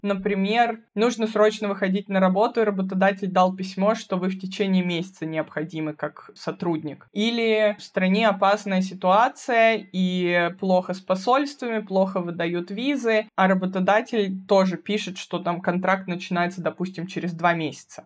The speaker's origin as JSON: {"language": "Russian", "region": "Moscow", "country": "Russia", "moved": "as an adult", "lives_now": "Bavaria, Germany", "said": "Я вообще из Москвы, и первое образование я получила в Москве"}